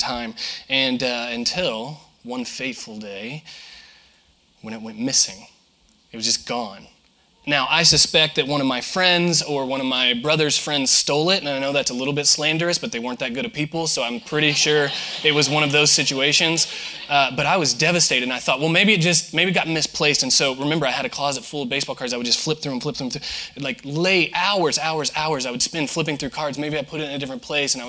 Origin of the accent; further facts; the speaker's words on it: southern Indiana, United States; moved away as an adult; now in Florida, United States; I'm from Indiana, born and raised, and went to school there and moved to Florida about 10 years ago